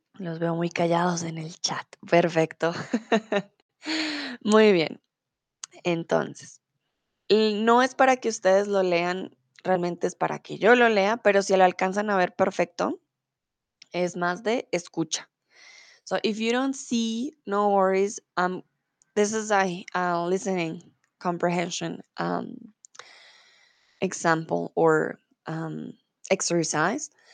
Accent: Colombia; moved away as an adult; now in Germany; soy de Colombia

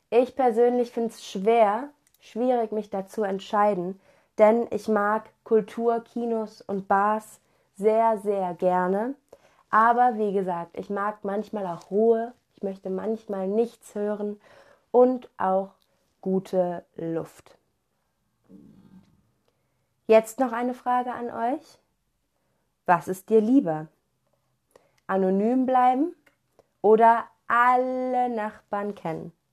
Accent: Cologne, North Rhine-Westphalia, Germany; Ich persönlich bin in einer großen Stadt aufgewachsen. Ich komme aus Köln in Deutschland und da gibt es sehr, sehr viele Menschen und die ist sehr groß. Deswegen bin ich eigentlich ein Stadtmensch.

